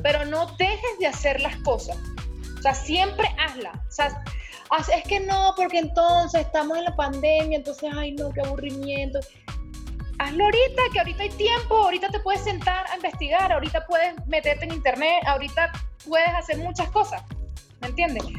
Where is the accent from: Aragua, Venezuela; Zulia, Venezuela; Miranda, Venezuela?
Aragua, Venezuela; Maracay; somos de Maracay las dos.